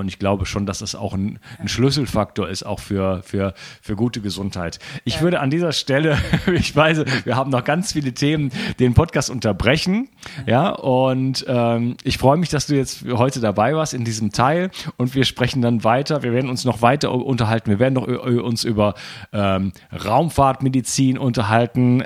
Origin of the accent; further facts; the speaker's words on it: Germany; moved away as an adult; now in France; ich bin Mitteleuropäer, also gebürtiger Deutscher, wohne schon in Frankreich